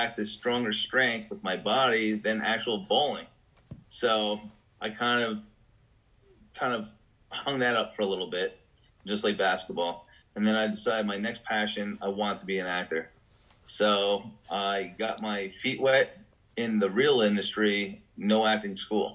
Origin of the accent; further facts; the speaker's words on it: West Orange, New Jersey, United States; moved away as an adult; now in Lake Wales, United States; I moved here from New Jersey. I was from West Orange, New Jersey.